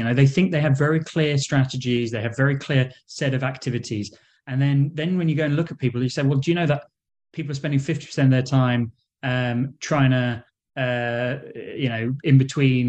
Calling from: London, United Kingdom; So I'm in London, England.

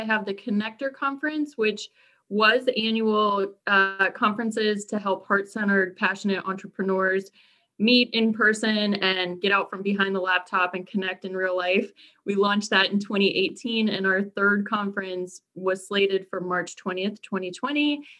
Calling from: Burke, Virginia, United States; I am coming to you from Burke, Virginia, which is just about 15, 20 miles from Arlington. So I'm local, but from my home office.

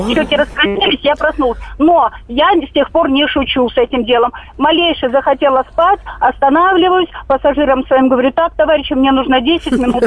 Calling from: Khabarovsk, Khabarovsk Krai, Russia; Я звоню из Хабаровска

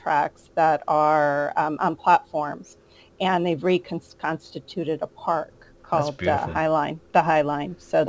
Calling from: New York City, New York, United States; I'm calling in from Manhattan, New York City, where I live.

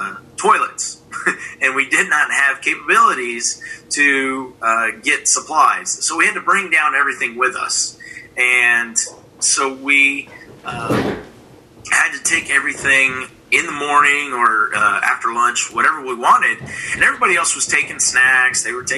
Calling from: San Antonio, Texas, United States; San Antonio, Texas. My house. Quarantined.

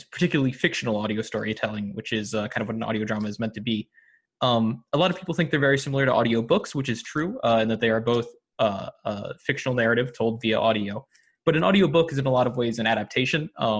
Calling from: Raleigh, North Carolina, United States; I am recording from Raleigh, North Carolina

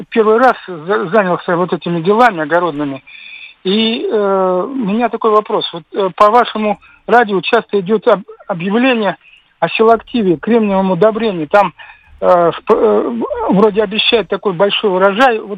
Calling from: Novosibirsk, Novosibirsk Oblast, Russia; Я звоню из Новосибирска

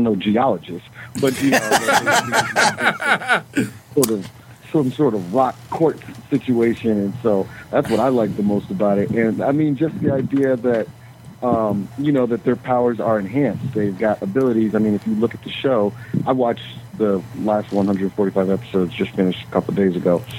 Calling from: Chicago, Illinois, United States; Calling from Chicago, Illinois.

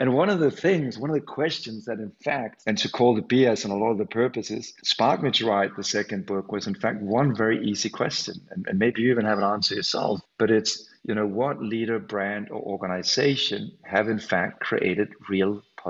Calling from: Copenhagen, Capital Region of Denmark, Denmark; from a Scandinavian perspective, I'm calling in from Copenhagen today

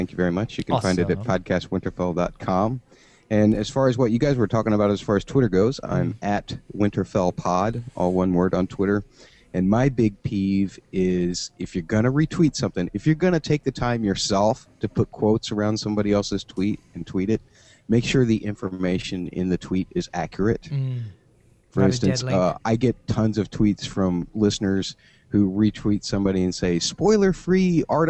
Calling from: St. Louis, Missouri, United States; I'm in St. Louis, so I'm way south of you guys.

